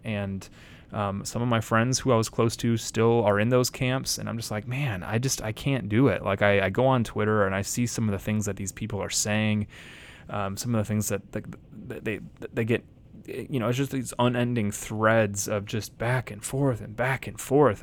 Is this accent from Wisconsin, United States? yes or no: yes; Janesville, Wisconsin, United States; also born or lived in Madison, Wisconsin / Stoughton, Wisconsin / Chicago; I was born in Madison, Wisconsin. I lived in a town called Stoughton for a while. Uh, my family moved to Janesville, Wisconsin, which is where I lived until I went to Moody Bible Institute